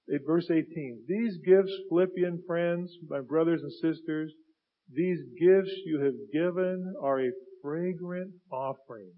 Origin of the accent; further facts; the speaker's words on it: United States; I grew up in Finney Ridge area, okay? Where I still live.